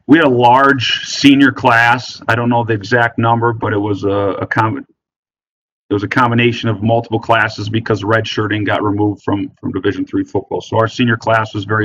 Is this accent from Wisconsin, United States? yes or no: yes; Wisconsin, United States; growing up in Wisconsin